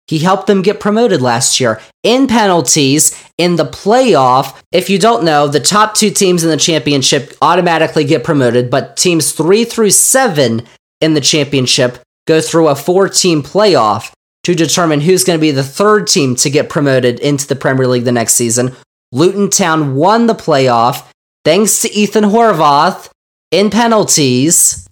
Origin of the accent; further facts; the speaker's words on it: United States; we as Americans